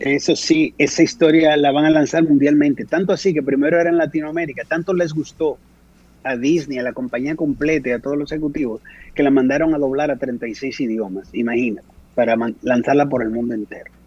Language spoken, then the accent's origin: Spanish; Dominican Republic; moved away; en mi propia tierra